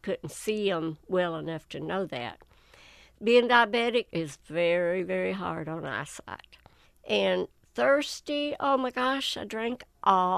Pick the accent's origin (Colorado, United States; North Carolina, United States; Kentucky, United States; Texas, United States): Kentucky, United States; Whitesburg; I was born and raised right outside of Whitesburg, Elm County